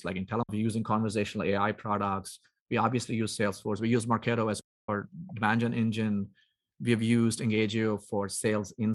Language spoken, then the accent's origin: English; South India, India; moved away; I grew up in India. So I grew up in South India